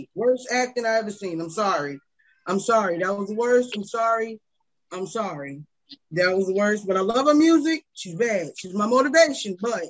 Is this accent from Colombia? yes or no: no; New York, United States; I'm from New York, of course.